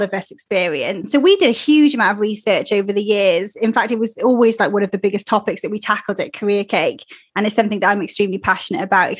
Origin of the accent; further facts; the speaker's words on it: Wales, United Kingdom; accent: Welsh; my Welsh accent